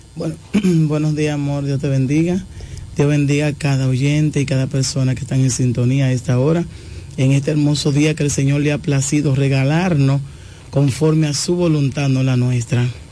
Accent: La Romana, Dominican Republic; also born or lived in Bávaro; yo soy de aquí de La Romana, pero estaba viviendo en Bávaro por un tiempo.

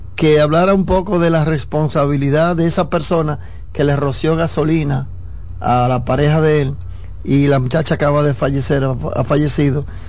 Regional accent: Dominican Republic; en mi país

